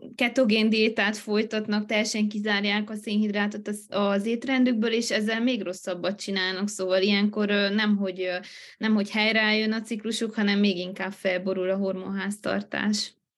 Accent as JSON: {"language": "Hungarian", "town": "Miercurea Ciuc", "region": "Harghita County", "country": "Romania", "tie": "born or raised there", "also_born_or_lived": "Târgu Mureș", "said": "Én jelenleg Romániában élek, Csíkszeredában, itt is születtem, egy ideig éltem Marosvásárhelyen"}